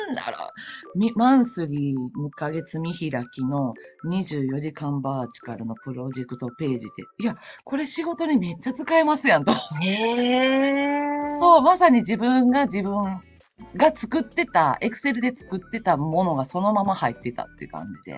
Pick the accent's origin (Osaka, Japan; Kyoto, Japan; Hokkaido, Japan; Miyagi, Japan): Osaka, Japan; also born or lived in Shiga Prefecture; now in Shiga, Japan; 大阪生まれ、大阪育ちで、今は滋賀県在住の